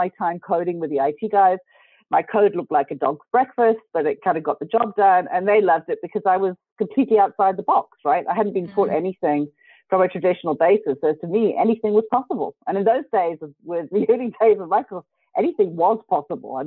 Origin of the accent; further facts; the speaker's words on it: South Africa; grew up in South Africa